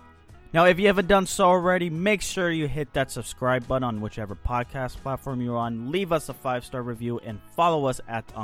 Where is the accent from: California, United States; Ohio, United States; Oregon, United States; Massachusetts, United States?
Massachusetts, United States; Boston; I am also myself from the Boston area, so from one Bostonian to the other